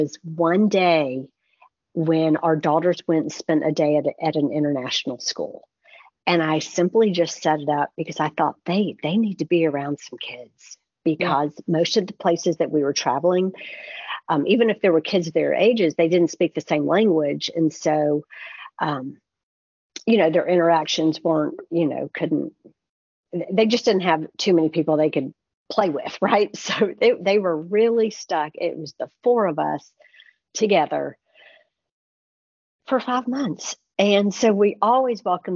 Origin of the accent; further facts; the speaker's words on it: United States; we're American